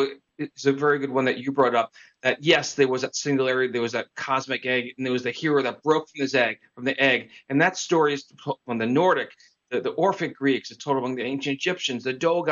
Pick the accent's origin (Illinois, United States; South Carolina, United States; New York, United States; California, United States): New York, United States; New York area, United States; I grew up in the New York area